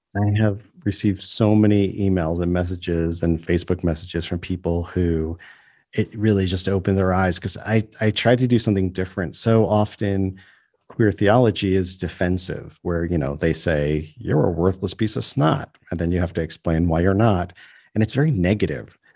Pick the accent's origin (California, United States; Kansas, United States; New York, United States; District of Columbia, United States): New York, United States; now in South Africa; I grew up in New York State